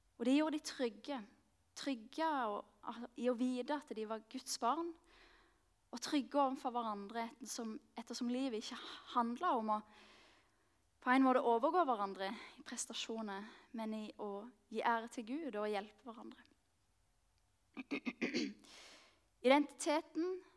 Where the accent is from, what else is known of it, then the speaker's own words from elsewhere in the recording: Mandal, Agder, Norway; moved away as an adult; also born or lived in Marnardal; now in Oslo, Norway; kommer jeg like liksom så mye fra Mandal. Det er der jeg har vokst opp.